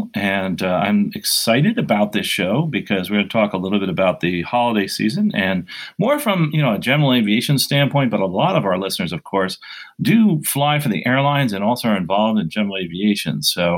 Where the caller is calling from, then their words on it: Basking Ridge, New Jersey, United States; So I am recording today from Basking Ridge, New Jersey, and used to be an airport here.